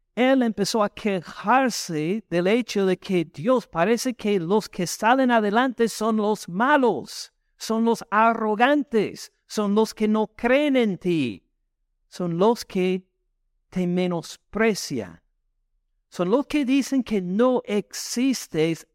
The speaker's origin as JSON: {"language": "Spanish", "region": "the north of the United States", "country": "United States", "second_language": "Spanish", "moved": "as an adult", "lives_now": "Georgia, United States", "said": "soy del norte de Estados Unidos"}